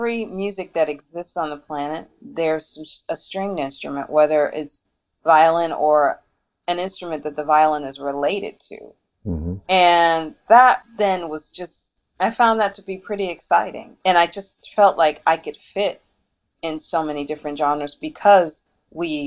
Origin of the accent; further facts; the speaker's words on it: Detroit, Michigan, United States; moved away; also born or lived in New York; growing up in Detroit, there were so many cultures that migrated to Detroit